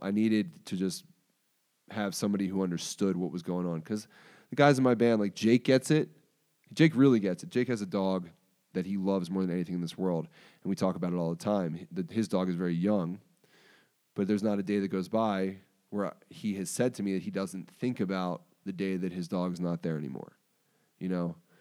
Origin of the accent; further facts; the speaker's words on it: Baltimore, Maryland, United States; moved away as an adult; also born or lived in Pennsylvania; I moved home to Baltimore.